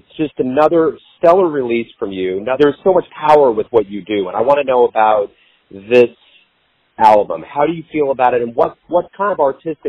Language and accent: English; Kansas City, Missouri, United States; I'm obviously from Kansas City. I've been here my whole life.